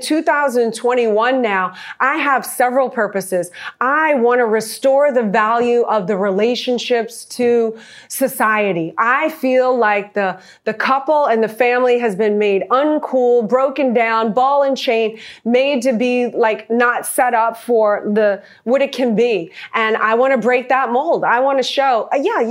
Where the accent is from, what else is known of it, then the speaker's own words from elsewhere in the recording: New Orleans, Louisiana, United States; moved away; I'm a girl from New Orleans that never went to college